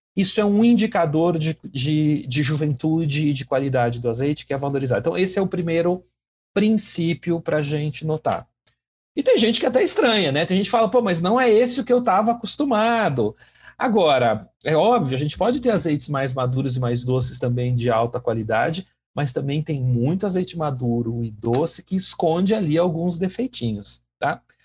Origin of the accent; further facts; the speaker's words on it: Brazil; como brasileiros